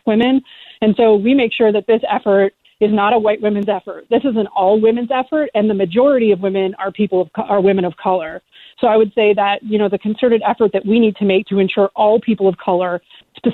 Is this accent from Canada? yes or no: yes; Canada; I'm Canadian